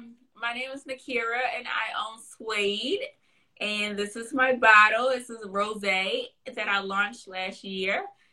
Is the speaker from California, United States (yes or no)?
yes; California, United States; born there; I'm an East Coast girl through and through. I was born in California. I lived in California. I don't want to move back. I'm an East Coast girl.